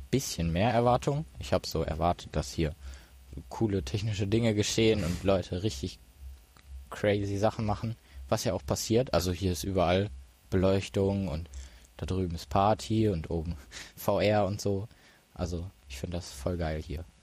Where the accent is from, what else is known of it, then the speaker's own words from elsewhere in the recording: Duisburg, North Rhine-Westphalia, Germany; Ich komme aus Duisburg und wurde von Gammler angeschleppt.